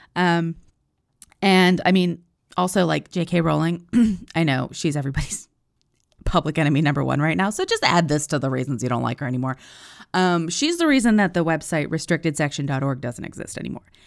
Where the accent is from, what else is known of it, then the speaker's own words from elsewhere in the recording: United States; I'm an American